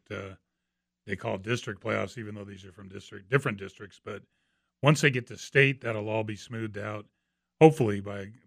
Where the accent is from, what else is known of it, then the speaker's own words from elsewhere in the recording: Bay Area, California, United States; I'm from the Bay Area.